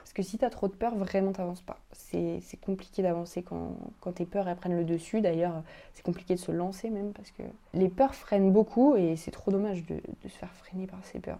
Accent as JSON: {"language": "French", "country": "France", "said": "chez nous, en France"}